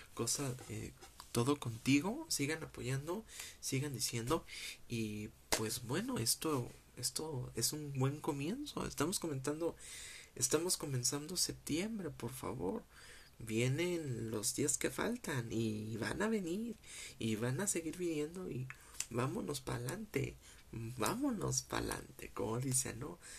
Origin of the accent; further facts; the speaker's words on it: Mexico; como mexicano